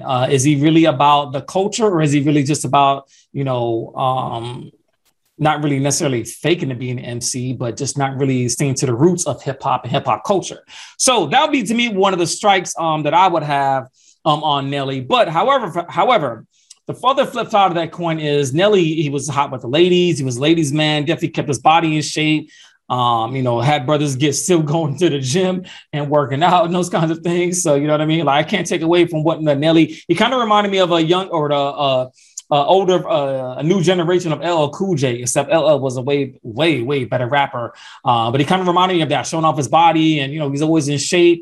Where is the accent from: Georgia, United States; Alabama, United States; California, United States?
Georgia, United States; Atlanta; I'm from Atlanta, Georgia